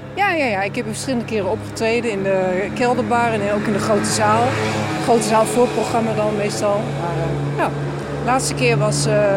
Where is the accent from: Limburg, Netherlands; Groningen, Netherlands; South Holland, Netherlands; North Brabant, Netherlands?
Groningen, Netherlands; ik ben een Groningse